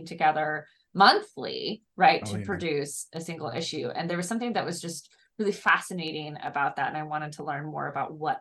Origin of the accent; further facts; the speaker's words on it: Niles, Michigan, United States; I'm from a small town called Niles, Michigan.